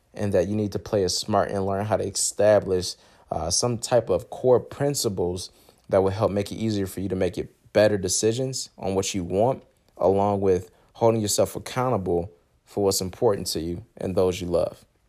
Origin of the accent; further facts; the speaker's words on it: Michigan, United States; I'm from Michigan